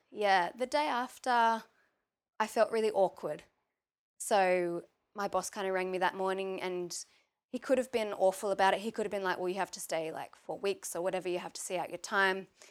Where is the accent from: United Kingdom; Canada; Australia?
Australia; Maitland, New South Wales; I grew up in Maitland, which is about half an hour away from Newcastle